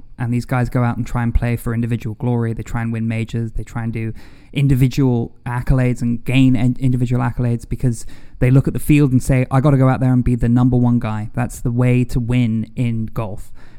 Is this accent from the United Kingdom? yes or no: yes; United Kingdom; also born or lived in United States; because I'm British, I'm American, I have an affinity for British golfers, English golfers, European golfers